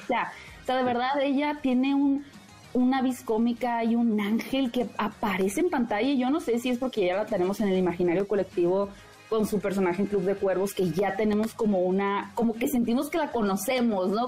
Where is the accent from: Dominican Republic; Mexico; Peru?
Mexico; como mexicanos